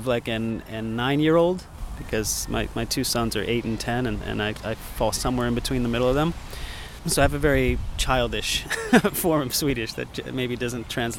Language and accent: English; United States; moved away as an adult; also born or lived in New York; now in Stockholm, Sweden; as an American